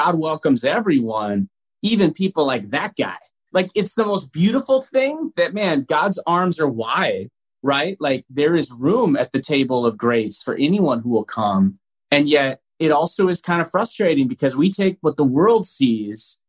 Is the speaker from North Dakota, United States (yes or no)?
yes; North Dakota, United States; now in Minnesota, United States; I'm from North Dakota originally